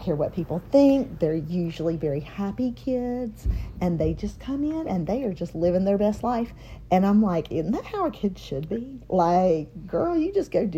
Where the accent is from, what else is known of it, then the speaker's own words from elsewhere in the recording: Mount Holly, North Carolina, United States; Born and raised in Mount Holly, North Carolina, small town living